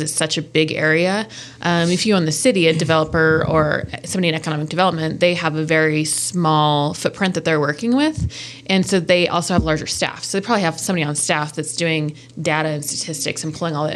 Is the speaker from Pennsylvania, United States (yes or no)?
no; Akron, Colorado, United States; also born or lived in Sterling, Colorado / Denver, Colorado / Morgan County, Colorado; I grew up in Akron, so I'm very familiar with the area